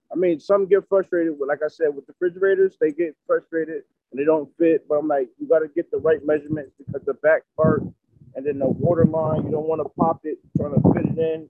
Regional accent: New Haven, Connecticut, United States; Right here in New Haven.

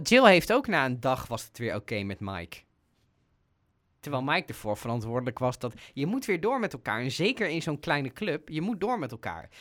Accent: Netherlands; zeker als Nederlanders

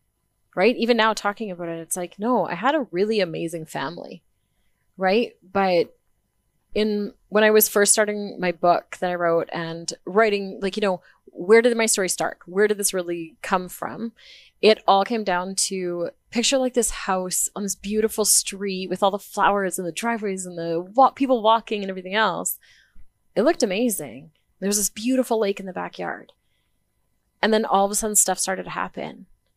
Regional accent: Vanderhoof, British Columbia, Canada; I was born in Vanderhoof, BC.

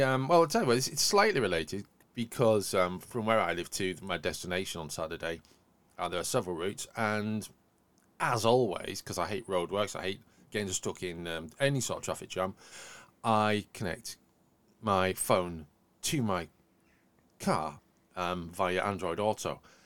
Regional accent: Yorkshire and the Humber, United Kingdom; accent: Yorkshire; my accent's got a lot broader since I say the word Yorkshire.

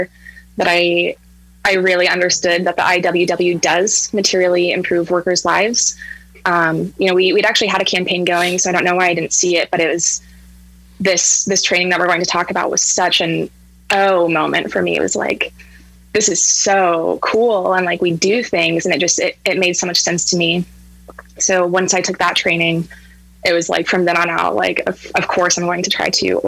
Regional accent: Montana, United States; moved away as an adult; also born or lived in Missoula, Montana; now in Seattle, United States; So I'm currently in Seattle, but I'm from Montana. So I was living in Missoula.

